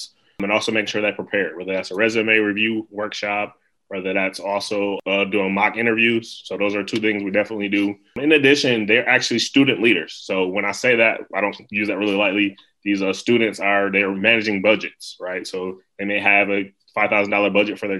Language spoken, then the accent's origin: English; Buffalo, New York, United States; moved away as an adult; also born or lived in Alabama; We didn't have a NSBE junior or NSBE pre-college chapter in my city. I'm from Buffalo, New York.